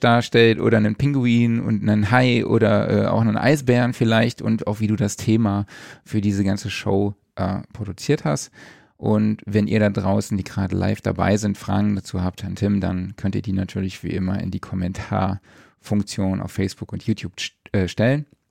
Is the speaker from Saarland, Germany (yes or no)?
yes; Saarland, Germany; bei mir ja direkt um die Ecke ist von meiner Heimat aus. Das ist ein Katzensprung vom Saarland.